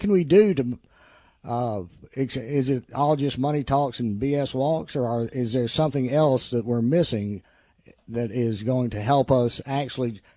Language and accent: English; the South, United States; I'm a Southerner